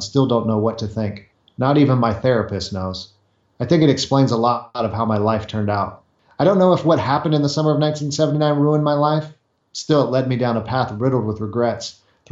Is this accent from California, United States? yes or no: yes; Southern California, United States; I grew up in California, Southern California, by the ocean